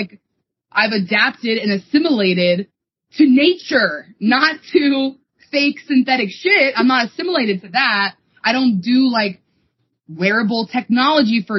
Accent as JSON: {"language": "English", "region": "East Coast", "country": "United States", "tie": "born or raised there", "said": "we grew up on the East Coast"}